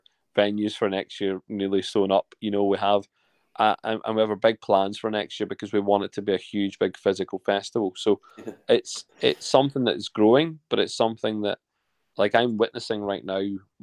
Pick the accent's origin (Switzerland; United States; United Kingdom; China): United Kingdom; Lanark, Scotland; where I'm from in Scotland, a lovely little place, just outside a lovely little town called Lanark.